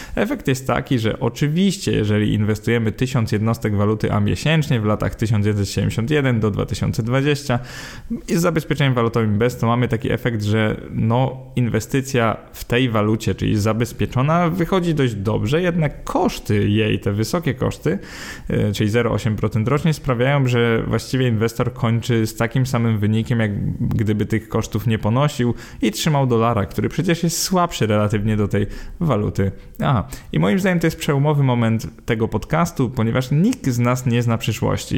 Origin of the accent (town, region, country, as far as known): Poland